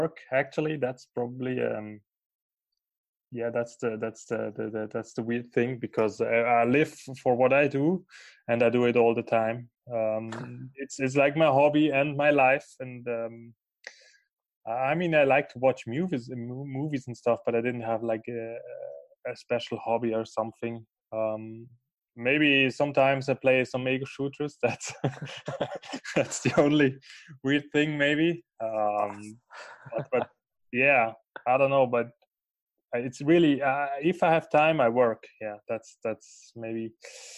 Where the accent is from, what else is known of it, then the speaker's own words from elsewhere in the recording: Basel, Basel-Stadt, Switzerland; English is a second language; moved away as an adult; now in Lucerne, Switzerland; I am from Basel and now living in Lucerne as a freelance photographer and filmmaker